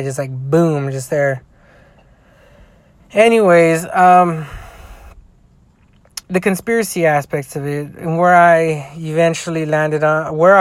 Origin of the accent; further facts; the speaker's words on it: United States; I'm an American